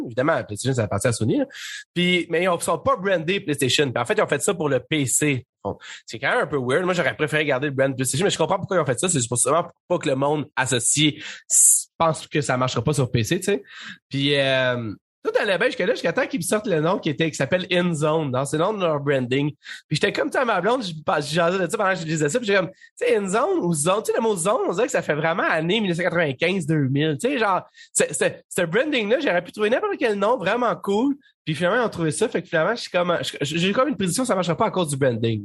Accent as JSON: {"language": "French", "town": "Saint-Jérôme", "region": "Quebec", "country": "Canada", "said": "je viens de Saint-Jérôme, dans le fond, puis Saint-Jérôme, en 1995-2000, il y avait une place qui s'appelait le cyber-image"}